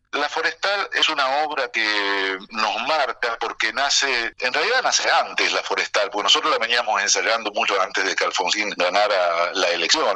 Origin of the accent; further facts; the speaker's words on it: Rosario, Santa Fe, Argentina; moved away as an adult; also born or lived in Eibar, Spain; a comienzos del 79 yo regreso a Rosario y estoy acá cinco meses